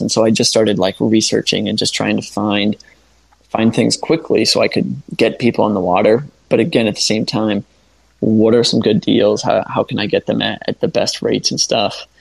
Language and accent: English; Fulton County, Northwest Ohio, United States; moved away as an adult; now in Sarasota, United States; growing up in Fulton County